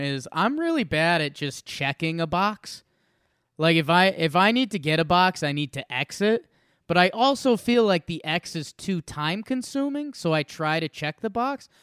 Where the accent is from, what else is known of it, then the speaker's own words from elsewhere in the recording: Middlebury, Connecticut, United States; now in Denver, United States; I have one hometown I'm from, Middlebury, Connecticut